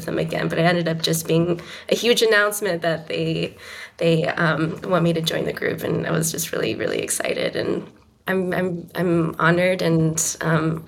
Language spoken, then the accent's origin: English; Austin, Texas, United States; now in New York City, United States; I'm originally from Austin, Texas, and I should mention that growing up in Austin is like, it's such a wonderfully vibrant music town.